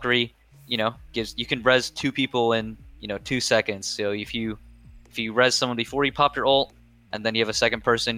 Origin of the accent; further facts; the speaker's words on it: Washington, District of Columbia, United States; DC since that's my hometown